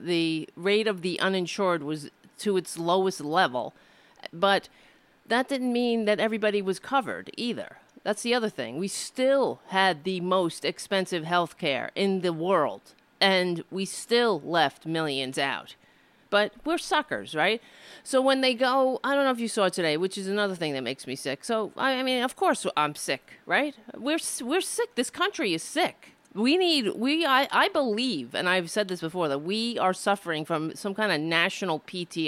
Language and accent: English; United States; being an American